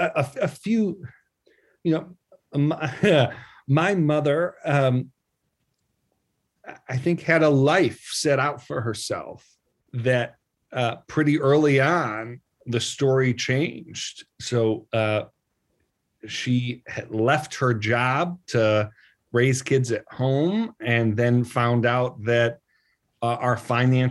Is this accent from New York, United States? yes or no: yes; Buffalo, New York, United States; I grew up in Buffalo